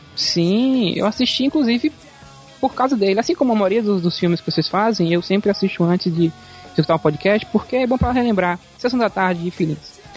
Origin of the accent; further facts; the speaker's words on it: Bahia, Brazil; sou da Bahia